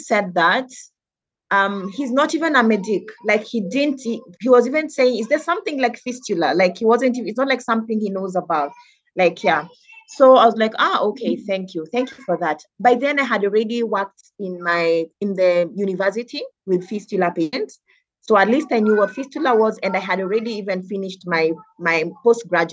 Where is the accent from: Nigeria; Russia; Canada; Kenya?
Kenya; Nairobi; I moved from Dandora Primary School. I was called to a school called Pangani Girls.